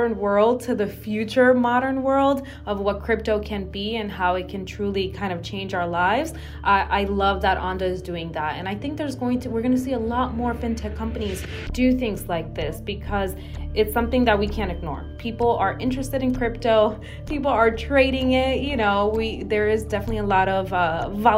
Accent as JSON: {"language": "English", "country": "Dominican Republic", "moved": "yes", "lives_now": "United States", "said": "I'm from the Dominican Republic."}